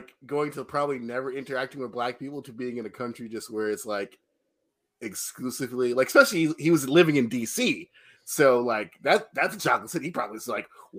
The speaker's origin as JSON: {"language": "English", "town": "Atlanta", "region": "Georgia", "country": "United States", "said": "We're from Atlanta. We're from the Atlanta metro area."}